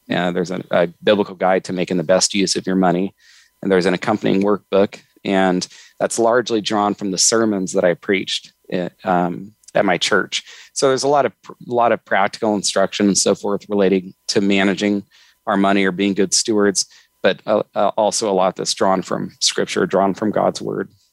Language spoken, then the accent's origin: English; Northern California, United States; I grew up in Northern California